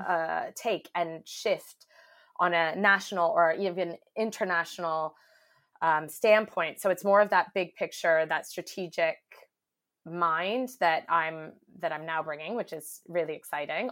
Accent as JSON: {"language": "English", "country": "Canada", "moved": "as an adult", "lives_now": "United Kingdom", "said": "I am Canadian, uh, but I've been living in the UK for over 10 years now, I think it is. Um, but still hanging on to my accent"}